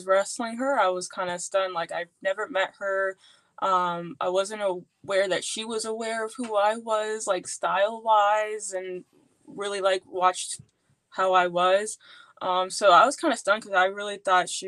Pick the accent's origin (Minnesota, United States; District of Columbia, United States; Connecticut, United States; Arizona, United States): District of Columbia, United States; Washington; moved away; moving back home. So like right when I moved back to DC